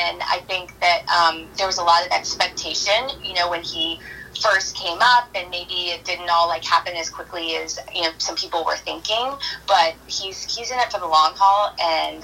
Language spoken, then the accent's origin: English; Orlando, Florida, United States; moved away as an adult; also born or lived in Clemson, South Carolina; now in Atlanta, United States; I actually grew up in Florida. I'm from Orlando, and then I went to Clemson for college, and then I moved to Atlanta